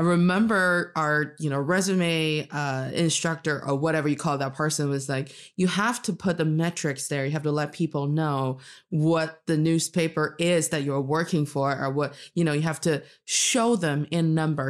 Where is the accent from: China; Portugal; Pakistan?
China; Northeast China; now in Beijing, China; I am from the northeast part of China, and I'm speaking to you today from Beijing